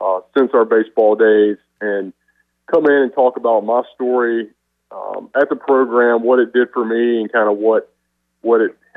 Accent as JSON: {"language": "English", "town": "Greenville", "region": "North Carolina", "country": "United States", "tie": "born or raised there", "moved": "yes", "said": "we grew up together, growing up in Greenville, playing baseball."}